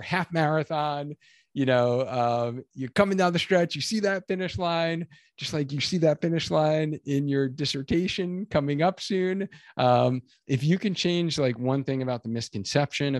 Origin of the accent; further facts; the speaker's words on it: Long Island, New York, United States; Us Long Islanders.